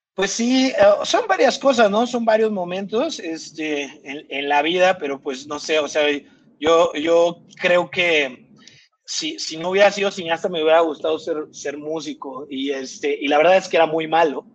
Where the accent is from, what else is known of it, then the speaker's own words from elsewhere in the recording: Irapuato, Guanajuato, Mexico; moved away as an adult; now in Mexico City, Mexico; soy, soy de Irapuato, Guanajuato. Este, nací, crecí allá.